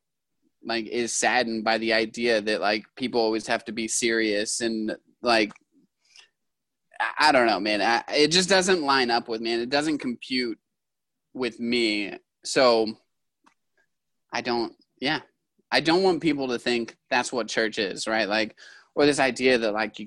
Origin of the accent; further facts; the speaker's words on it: Yakima, Washington, United States; I'm from Yakima